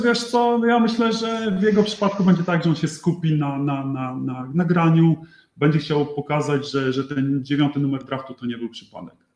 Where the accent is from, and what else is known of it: Poland; moved away as an adult